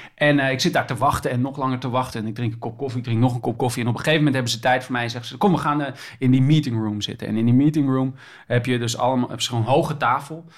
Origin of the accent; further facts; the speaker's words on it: Groningen, Netherlands; now in Amsterdam, Netherlands; ik kom oorspronkelijk uit Groningen, maar ik woon nu in Amsterdam.